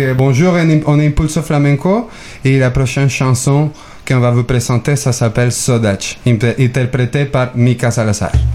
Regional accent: Mexico; now in Quebec, Canada; je viens du Mexique

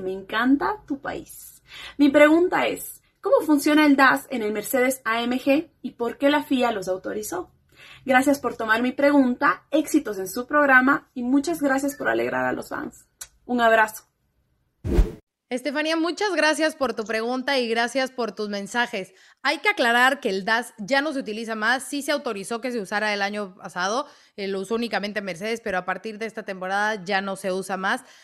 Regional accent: Cuenca, Azuay, Ecuador; now in Bogotá, Colombia; soy de Cuenca, Ecuador, pero me encuentro viviendo en Bogotá, Colombia

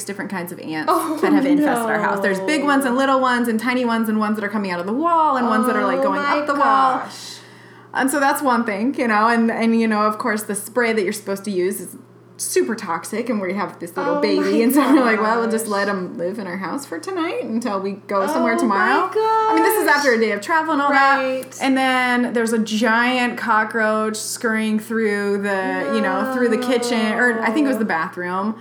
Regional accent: Eugene, Oregon, United States; moved away as an adult; now in Managua, Nicaragua; growing up in Oregon, raspberry and blackberry jam and jelly was always such a thing

